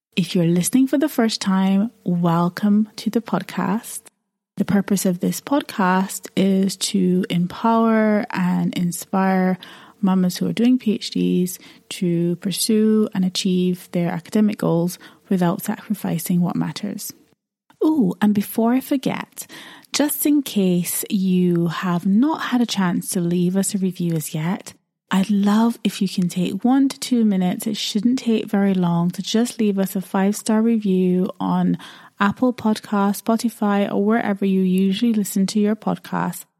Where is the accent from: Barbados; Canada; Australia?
Barbados; now in United Kingdom; I'm based in the U K, but I grew up in Barbados